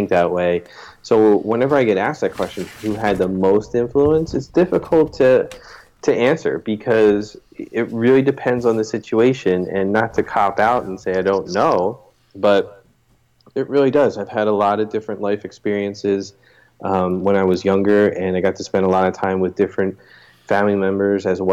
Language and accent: English; Philadelphia, Pennsylvania, United States; now in Chester Springs, United States; I was born in Philadelphia, Pennsylvania.